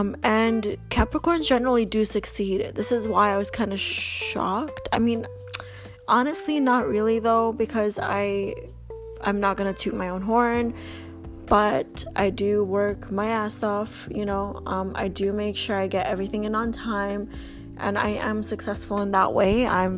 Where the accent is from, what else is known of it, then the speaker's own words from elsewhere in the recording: Albania; now in Canada; I'm Canadian. I've been here for 20 years. But my parents came from Albania. We all came from Albania in the year, I want to say 1999, 2000, sometime between that point.